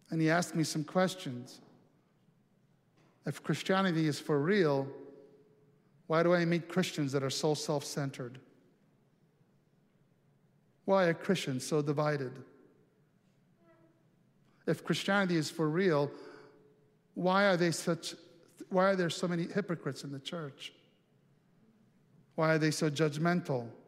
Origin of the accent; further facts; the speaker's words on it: Montana, United States; I let me tell you, I'm from Montana, and next thing you know, we spend two and a half hours talking about her life.